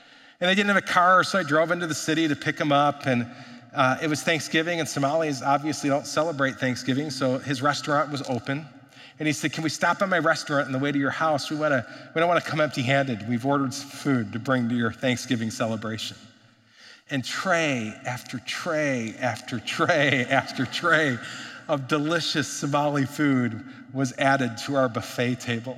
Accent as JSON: {"language": "English", "town": "Chicago", "region": "Illinois", "country": "United States", "tie": "born or raised there", "moved": "yes", "lives_now": "Twin Cities, United States", "said": "I grew up in Chicago."}